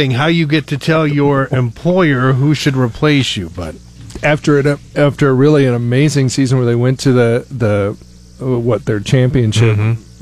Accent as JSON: {"language": "English", "region": "Northeast Nebraska", "country": "United States", "tie": "born or raised there", "moved": "as an adult", "said": "many many years ago, growing up in Northeast Nebraska, I always felt glad that 20 years ago that I moved down here"}